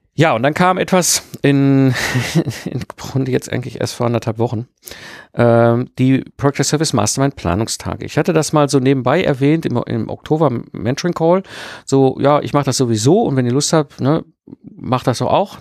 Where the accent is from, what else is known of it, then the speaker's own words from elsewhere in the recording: Ruhr area, North Rhine-Westphalia, Germany; ich bin ja ein Kind des Ruhrpots zwischen Kohle und Stahl groß geworden